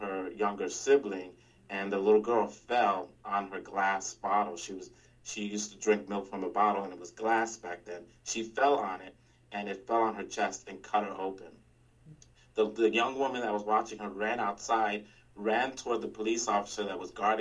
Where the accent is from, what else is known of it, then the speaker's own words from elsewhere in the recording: New York City, New York, United States; first language Spanish; Born and raised in the Bronx, in the South Bronx as well